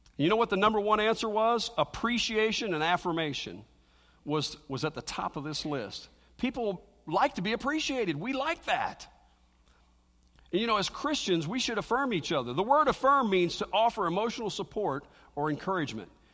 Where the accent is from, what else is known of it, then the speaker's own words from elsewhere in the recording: Cincinnati, Ohio, United States; moved away; growing up in the Baptist church, I lived over in Cincinnati